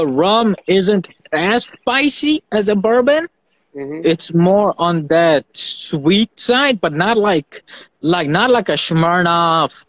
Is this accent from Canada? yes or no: no; Fiji; moved away; I grew up in Fiji Islands, and we had our country's rum